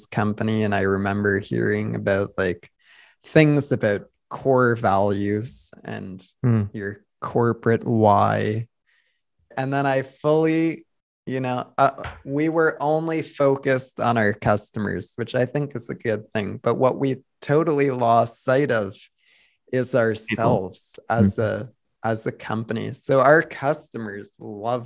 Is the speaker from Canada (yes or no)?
yes; Canada; I'm Canadian